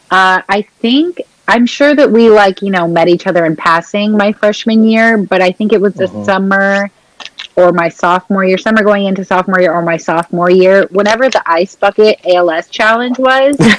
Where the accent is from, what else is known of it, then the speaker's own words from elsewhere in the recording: Portland, United States; I'm from Portland